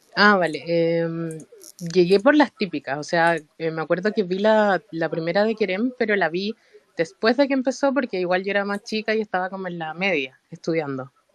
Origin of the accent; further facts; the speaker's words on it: Chile; soy de Chile, soy de Chile.